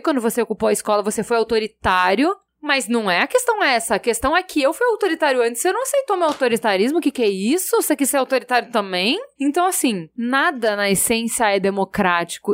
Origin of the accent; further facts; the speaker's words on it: Brazil; nós somos brasileiros